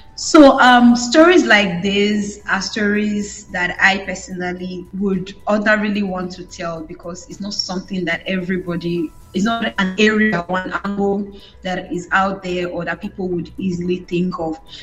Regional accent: Benin City, Edo, Nigeria; I was from that part of Nigeria. I'm from Benin.

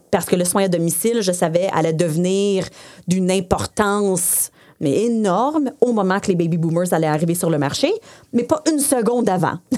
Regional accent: Saint-Bruno, Quebec, Canada; first language English; French is a second language; alors je viens de Saint-Bruno. Euh, euh, j'ai fait toute mon école en anglais. Euh, mes parents sont anglophones.

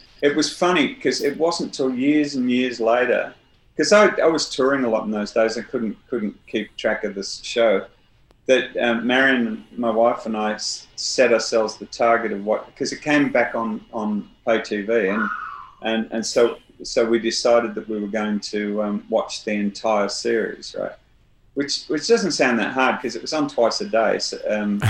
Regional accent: North Wales, United Kingdom; moved away; also born or lived in Southwest London; I was growing up in North Wales

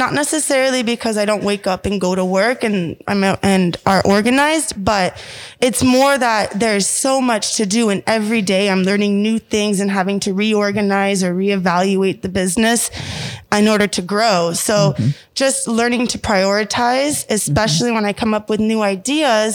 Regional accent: Florida, United States; I grew up here in Florida

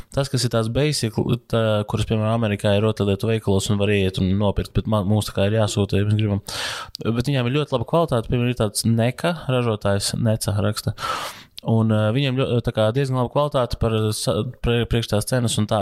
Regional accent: Latvia; Es esmu latvietis

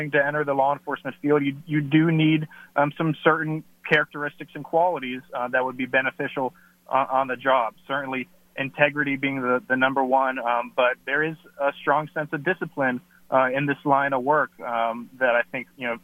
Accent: Virginia, United States; also born or lived in the South; now in New Hampshire, United States; Originally from Virginia, and the Army kind of took me all over the South. Family brought me back up to New Hampshire

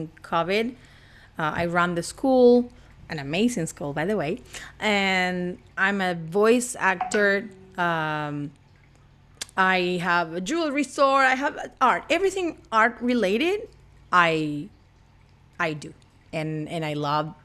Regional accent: Argentina; English is a second language; also born or lived in Puerto Rico / Colorado; now in Los Angeles, United States; I'm not from Los Angeles. You can clearly see or hear by my accent. I'm from Argentina, but I have moved all over places

